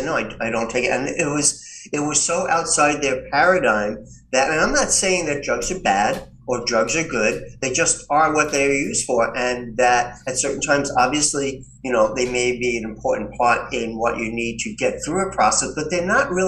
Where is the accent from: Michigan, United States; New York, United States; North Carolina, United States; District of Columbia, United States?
New York, United States; New York City; I grew up in New York City.